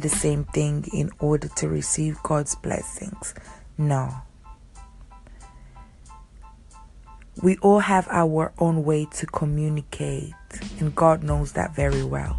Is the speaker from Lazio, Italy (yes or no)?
yes; Rome, Lazio, Italy; moved away; I grew up in Rome